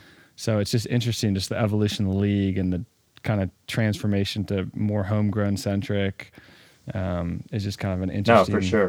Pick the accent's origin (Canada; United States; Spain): United States; the South; Just growing up in the South and then going to school at Wake Forest, 10 minutes down the road.